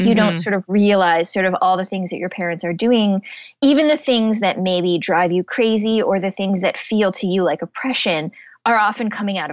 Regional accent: Shaker Heights, Ohio, United States; moved away as an adult; I grew up in Shaker Heights

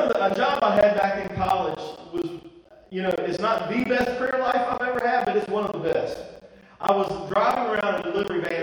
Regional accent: Eastern North Carolina, United States; Eastern North Carolina

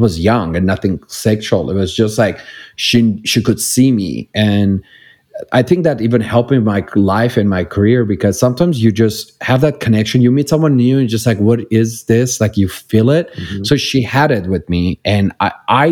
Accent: Iran; English is a second language; moved away as an adult; now in Los Angeles, United States; I grew up in Iran

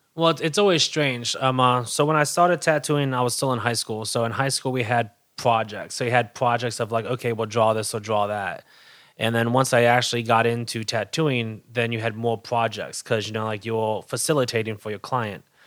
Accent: Hamilton, New York, United States; also born or lived in Albany, New York; I was born in Hamilton, New York, air shipped to Albany

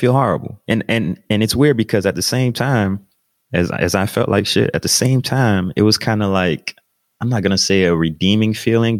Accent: United States; I as an American

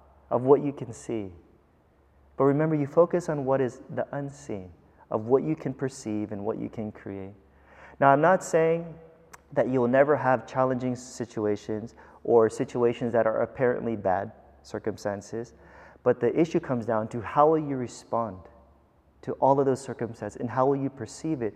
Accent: United States; also born or lived in Philippines; as an American

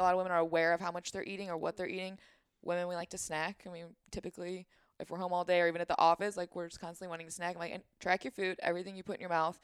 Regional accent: St. Charles, Missouri, United States; also born or lived in Troy, Missouri; I'm from here. I grew up in Saint Charles.

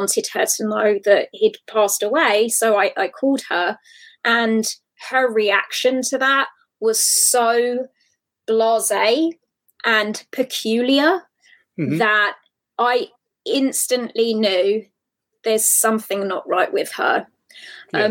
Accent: Hertfordshire, East of England, United Kingdom; my hometown, which is in Hertfordshire in the UK.

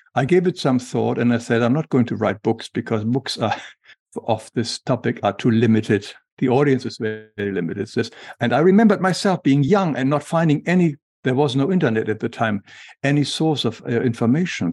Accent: Germany; English is a second language; moved away; as we can hear from my accent, I was, I grew up in Germany

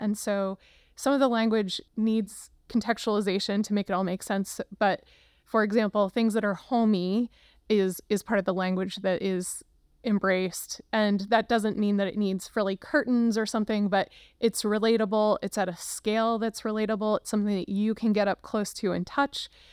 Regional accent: Luzerne County, Pennsylvania, United States; now in Cincinnati, United States; I grew up in Luzerne County, Pennsylvania.

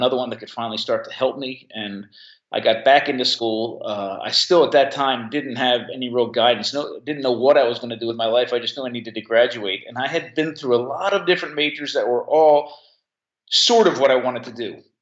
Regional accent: Monmouth County, New Jersey, United States; I grew up actually in Monmouth County, New Jersey, only a couple miles from the beach, from the Jersey Shore.

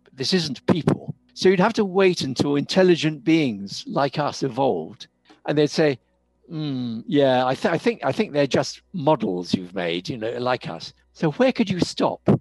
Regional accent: United Kingdom; moved away as an adult; also born or lived in Cambridge; now in South Africa; I'm British. Now, for a lot of people, that's a lot of what I am. I'm, I'm, a very British person. But I'm living in South Africa.

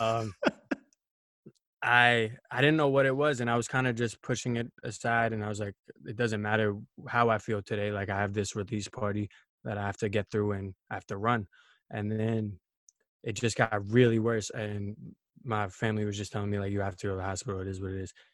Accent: New York City, New York, United States; I'm from Queens, New York

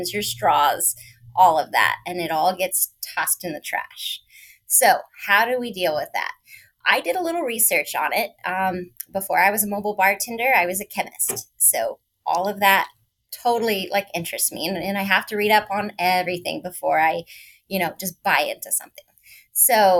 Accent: Northern California, United States; also born or lived in San Diego, California / DC area; I'm originally from Northern California, but I have moved to San Diego

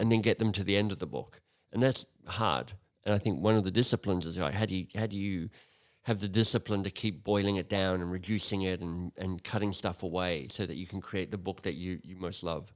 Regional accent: Australia; moved away as an adult; I'm Australian originally. Um, I left Australia thirty years ago now

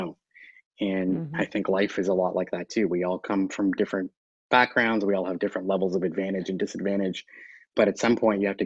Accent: Canada; I'm Canadian

